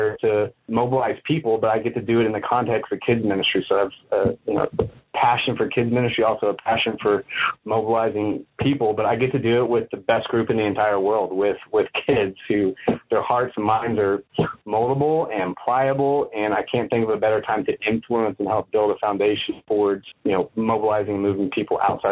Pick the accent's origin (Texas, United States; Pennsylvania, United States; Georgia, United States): Texas, United States; Austin; I grew up in Austin, Texas.